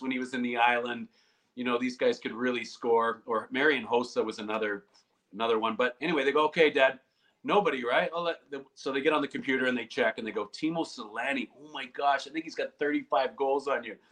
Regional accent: Canada; being a Canadian

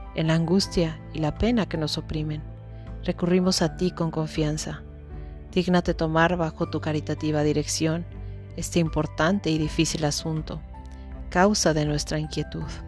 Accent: Mexico; yo soy de México

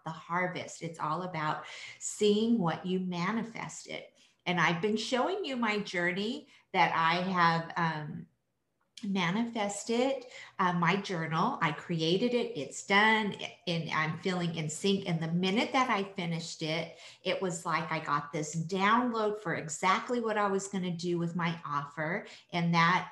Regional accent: France; I was born in France

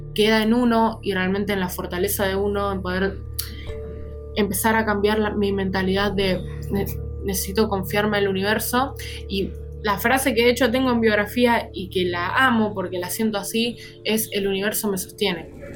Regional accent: Argentina; Soy de Argentina

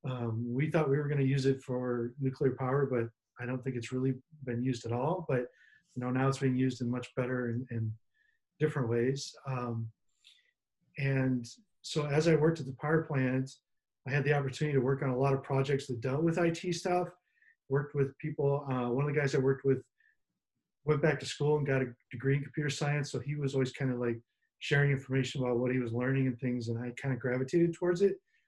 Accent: Des Moines, Iowa, United States; I'm from Des Moines, Iowa

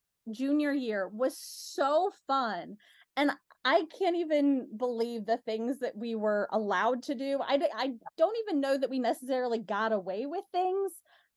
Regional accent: Northern US, United States; accent: Northern; my Northern accent will come out really thick if I'm talking to somebody from back home.

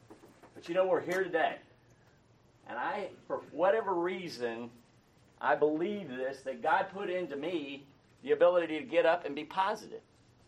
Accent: Roswell, Georgia, United States; I grew up in Roswell. I was a JCPenney brat, and we moved around the country.

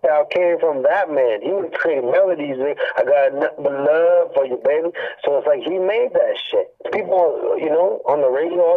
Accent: Hamilton, Ontario, Canada; I'm from Hamilton, Ontario, 350 Green Hill is my area

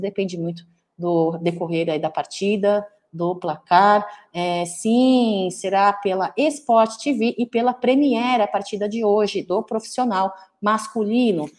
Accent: São Paulo, Brazil; Eu sou brasileira, nascida em São Paulo, e maternidade São Paulo. É, eu sou nascida em São Paulo, pessoal, sou descendente

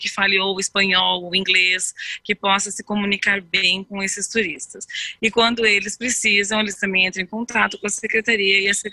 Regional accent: United States; now in Garuva, Brazil; eu sou americana, moro em Garuva há 35 anos

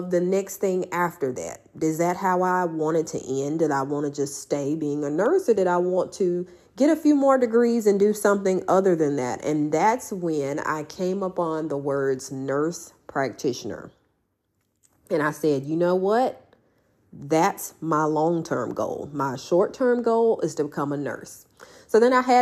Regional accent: Houston, Mississippi, United States; my hometown of Houston, Mississippi

